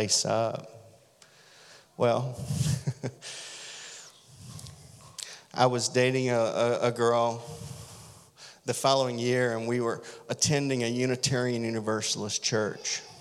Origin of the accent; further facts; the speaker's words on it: Deep South, United States; I grew up in the Deep South